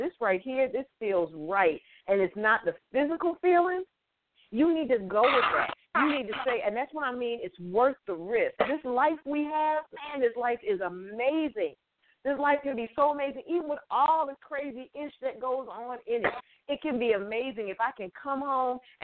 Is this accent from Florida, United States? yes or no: no; Connecticut, United States; I'm from Connecticut